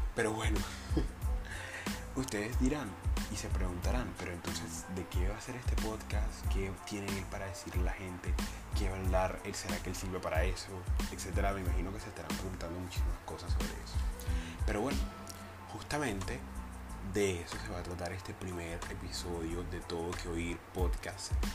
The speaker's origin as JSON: {"language": "Spanish", "town": "Cartagena", "region": "Bolívar", "country": "Colombia", "said": "soy colombiano, soy cartagenero"}